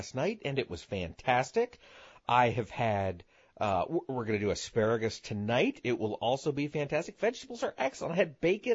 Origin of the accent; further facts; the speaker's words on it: Midwest, United States; we're from the Midwest